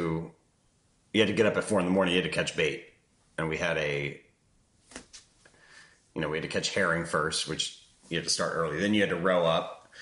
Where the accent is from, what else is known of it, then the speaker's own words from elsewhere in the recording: Washington, District of Columbia, United States; I grew up very close to Fletcher's. It was about a 10-minute walk from my first childhood house